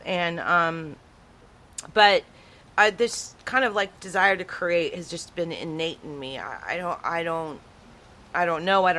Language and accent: English; Texas, United States; born there; also born or lived in Tyler, Texas; So, I was born in the Rio Grande Valley. Before I was 5 years old, I think we lived somewhere, Tyler, Texas.